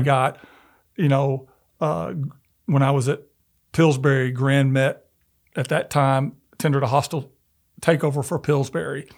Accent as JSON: {"language": "English", "town": "Memphis", "region": "Tennessee", "country": "United States", "tie": "born or raised there", "said": "I'm originally from Memphis and although I wasn't born there, but I grew up in the South"}